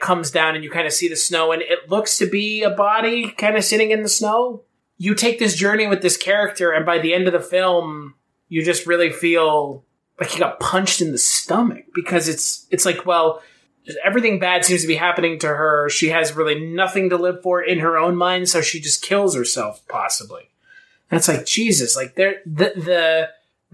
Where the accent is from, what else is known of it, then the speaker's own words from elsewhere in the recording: United States; we're American